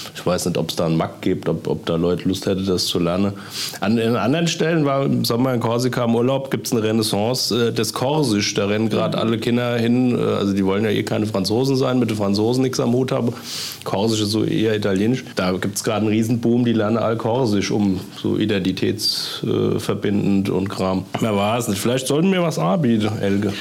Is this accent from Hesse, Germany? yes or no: yes; Kloppenheim, Hesse, Germany; in Kloppenheim, also wo ich herkomme